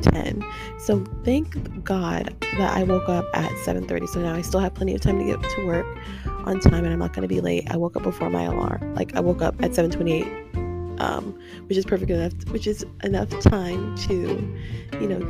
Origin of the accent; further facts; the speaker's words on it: Tampa, Florida, United States; I was raised in Tampa Park. That's where my roots came from. That's where I spent my childhood